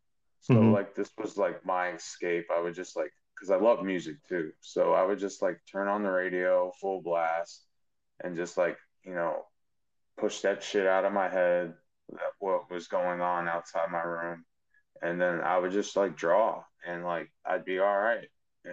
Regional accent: Chicago, Illinois, United States; growing up in Chicago watching Michael Jordan do his thing when they won their first championship.

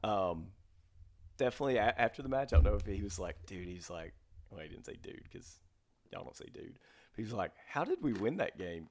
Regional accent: Mississippi, United States; I'm from Mississippi

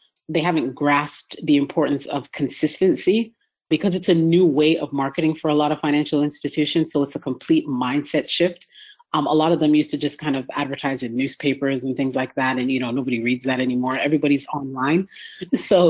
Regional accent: Canada; moved away as an adult; now in United States; I'm from Canada.

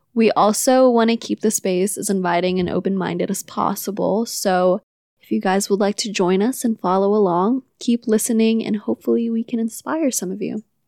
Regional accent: Manila, Metro Manila, Philippines; now in California, United States; I'm from Manila and moved to California with my family in two thousand six.

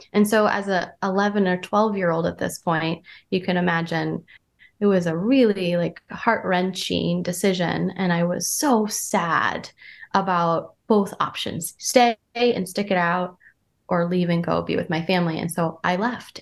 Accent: Vermont, United States; moved away as an adult; also born or lived in Santa Barbara, California / New York / San Francisco; I'm from Vermont. I'm from a small town in Vermont where there's just now cell phone.

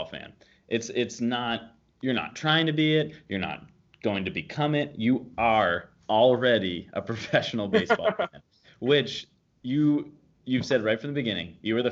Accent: Boston, Massachusetts, United States; I live in Boston. I grew up in the Boston area

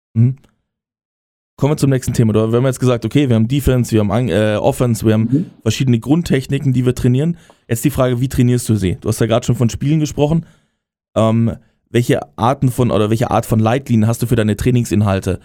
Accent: Bavaria, Germany; now in Berlin, Germany; aus dem Bayerischen, wo ich herkomme

